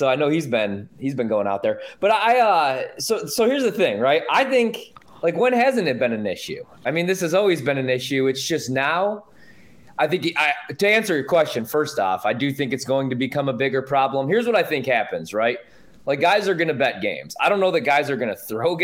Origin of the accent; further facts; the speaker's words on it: Joliet, Illinois, United States; I'm from Joliet